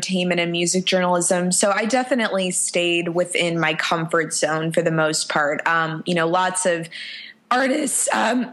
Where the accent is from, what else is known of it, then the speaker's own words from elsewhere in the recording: Chicago, Illinois, United States; moved away as an adult; now in Nashville, United States; I'm from Chicago, which is my, you know, favorite city in the whole world and my hometown